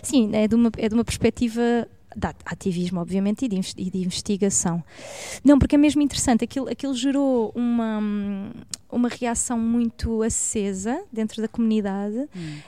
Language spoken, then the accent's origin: Portuguese; Barreiro, Setúbal, Portugal; moved away as an adult; eu sou do, sou do Barreiro, uhum. e eu vivi até os meus 20 anos no Barreiro